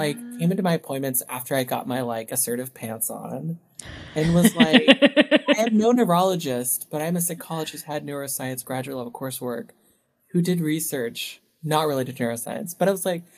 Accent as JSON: {"language": "English", "town": "Knoxville", "region": "Tennessee", "country": "United States", "tie": "born or raised there", "moved": "yes", "said": "I grew up in East Tennessee, like 20 minutes from Dolly Parton, like Dollywood."}